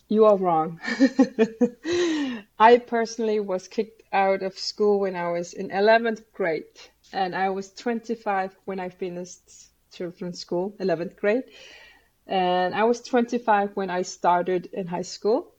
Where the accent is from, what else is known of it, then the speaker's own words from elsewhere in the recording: Greenland; I come from Greenland